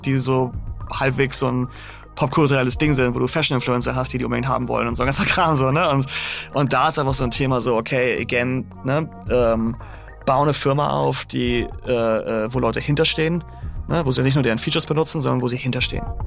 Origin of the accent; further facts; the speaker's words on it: Großhansdorf, Schleswig-Holstein, Germany; moved away as an adult; also born or lived in Hamburg; now in New York, United States; ich bin aufgewachsen in Großhansdorf, Endstation Nummer 1. Und dann bin ich in die Stadt gezogen, als ich irgendwie so 18 war oder so.